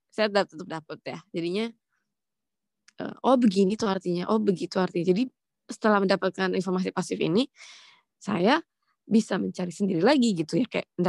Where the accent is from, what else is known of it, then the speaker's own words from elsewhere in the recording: London, United Kingdom; born there; Uh, total, saya lahir sendiri di London.